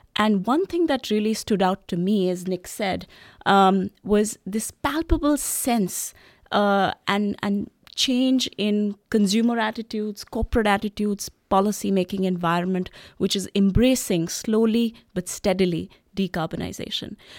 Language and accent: English; Delhi, India; moved away; my lived experiences when I was growing up in Delhi.